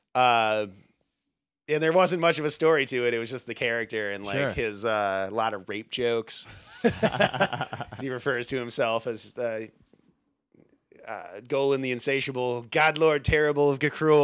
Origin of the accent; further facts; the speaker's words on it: Minnesota, United States; we're from Minnesota.